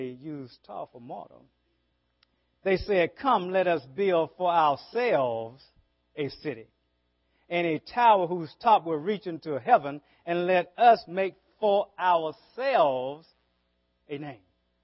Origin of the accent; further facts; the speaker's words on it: the South, United States; accent: southern; my southern accent